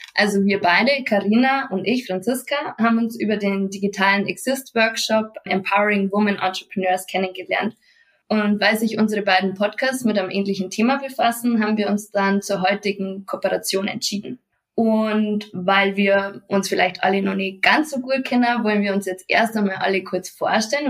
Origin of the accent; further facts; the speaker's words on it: Munich, Bavaria, Germany; komme ich aus Bayern und zwar aus München